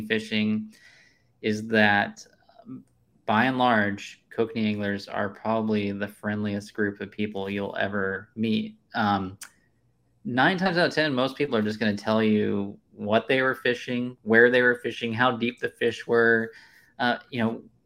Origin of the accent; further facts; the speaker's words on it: Kansas, United States; moved away; I grew up in Kansas